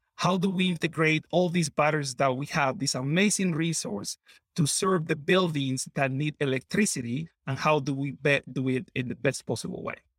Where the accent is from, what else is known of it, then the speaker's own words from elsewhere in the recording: Colombia; moved away as an adult; now in Wisconsin, United States; I grew up in Colombia, moved to Wisconsin